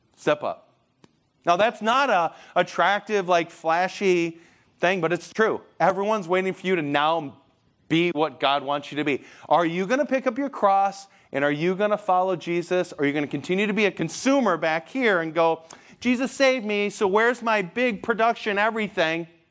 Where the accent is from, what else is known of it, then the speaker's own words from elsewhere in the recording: Michigan, United States; I'm from Michigan, like, every, there's lakes everywhere